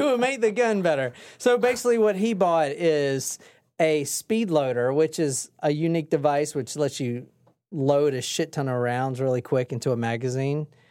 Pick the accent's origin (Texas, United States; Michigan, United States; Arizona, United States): Arizona, United States; Gilbert; I grew up in Gilbert